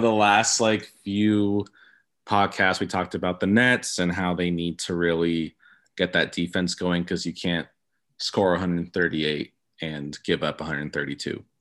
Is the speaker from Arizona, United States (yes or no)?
no; Los Angeles area, California, United States; being from out here, like, I'm, I'm twenty minutes from downtown. I'm twenty minutes from Orange County in Anaheim.